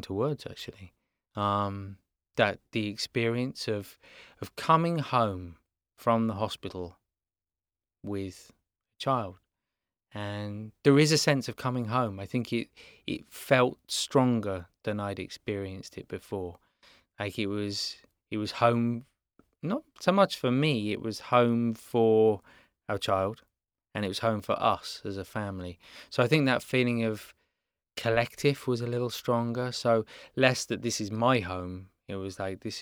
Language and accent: English; England, United Kingdom; moved away as an adult; now in Los Angeles, United States; we grow up with in England.